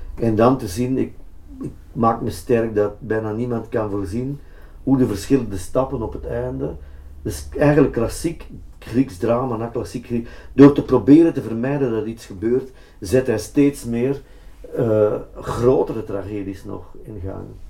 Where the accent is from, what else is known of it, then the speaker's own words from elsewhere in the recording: Antwerp, Flanders, Belgium; Antwerpen met name, dan toch mijn thuisstad